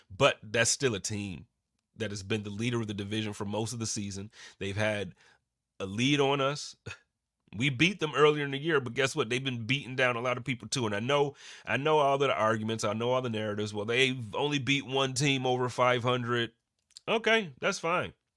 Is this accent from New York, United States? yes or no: yes; Buffalo, New York, United States; moved away as an adult; now in Phoenix, United States; growing up in Buffalo